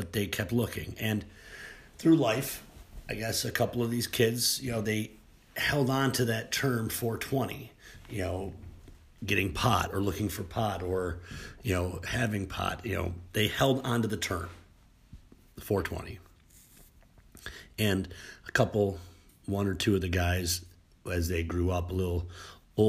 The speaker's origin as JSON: {"language": "English", "region": "New York", "country": "United States", "tie": "born or raised there", "said": "I was born in 70 in New York State"}